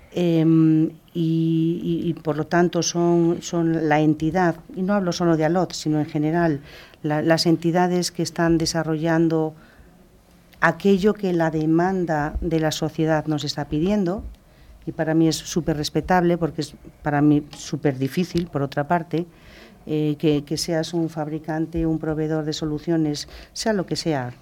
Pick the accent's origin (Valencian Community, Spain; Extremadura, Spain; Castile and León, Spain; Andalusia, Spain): Castile and León, Spain; nací en León